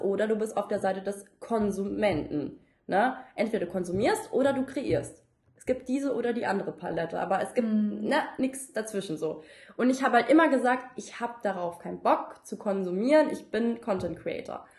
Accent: suburb of Frankfurt, Hesse, Germany; ich bin jetzt nicht in der Stadt zur Schule gegangen, sondern auch in einem Vorort und von Frankfurt

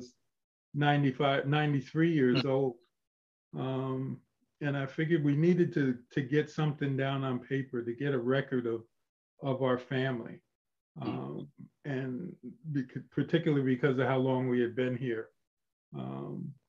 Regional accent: Albany, New York, United States; we grew up on First Street. I was there for maybe the first 8 or 10 years of my life. And then we moved to the newly built Colony Street projects. And I lived there all the way through high school and college

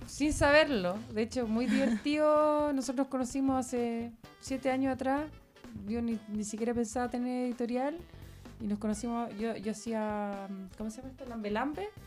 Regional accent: Santiago, Santiago Metropolitan Region, Chile; los que somos de Santiago

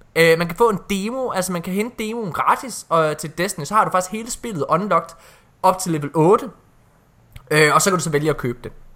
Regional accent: Ølgod, Southern Denmark, Denmark; moved away; Jeg er også fra Jylland. Jeg kom fra et lille sted, der hed Ølgod

